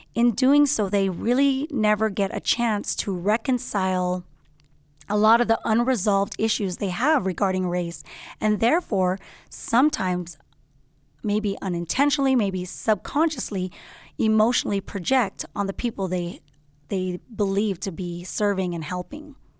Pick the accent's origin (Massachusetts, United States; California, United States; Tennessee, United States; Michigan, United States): California, United States; Los Angeles; I'm from Los Angeles, born and raised